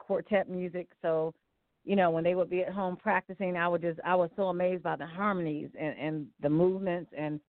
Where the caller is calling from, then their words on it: Cleveland, Ohio, United States; I'm calling from Cleveland, Ohio.